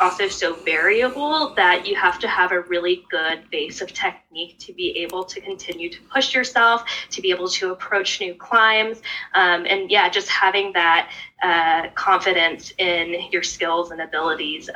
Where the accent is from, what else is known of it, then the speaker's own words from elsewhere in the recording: Northern Virginia, United States; I grew up in Northern Virginia outside of Washington, D.C.